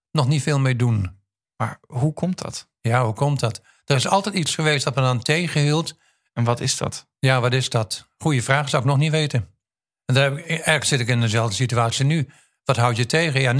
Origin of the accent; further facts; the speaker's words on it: Indonesia; also born or lived in Queensland, Australia; Kom ik uit Indonesië of Indië vandaan.